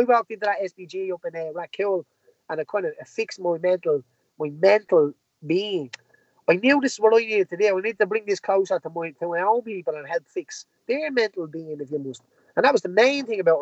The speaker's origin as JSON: {"language": "English", "town": "Tallaght", "region": "Leinster", "country": "Ireland", "tie": "born or raised there", "said": "Tally's my hometown"}